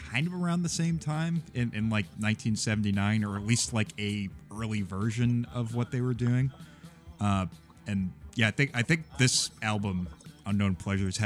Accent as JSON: {"language": "English", "town": "Norwood", "region": "Massachusetts", "country": "United States", "tie": "born or raised there", "moved": "yes"}